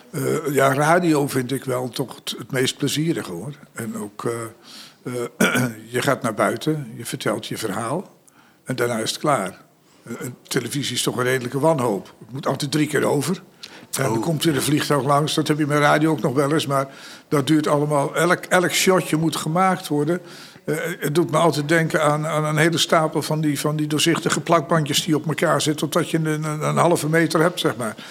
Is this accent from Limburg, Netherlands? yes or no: no; Zalk, Overijssel, Netherlands; also born or lived in Aarlanderveen, South Holland; ik ben natuurlijk eh, opgegroeid in Zalk. En ik was zeven jaar toen ik daar kwam. En eh, ik kwam uit Aarlanderveen, Zuid-Holland.